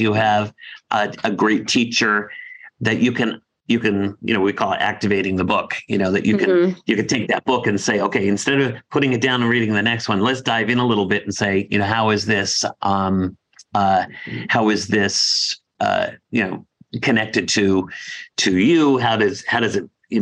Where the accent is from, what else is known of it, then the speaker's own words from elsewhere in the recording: Dedham, Massachusetts, United States; Dedham, Massachusetts, my hometown.